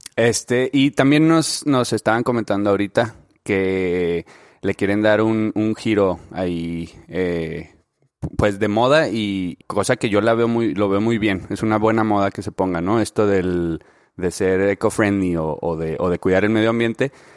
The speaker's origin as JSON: {"language": "Spanish", "town": "Ciudad Juárez", "region": "Chihuahua", "country": "Mexico", "said": "yo soy de Juárez, de Ciudad Juárez, Chihuahua."}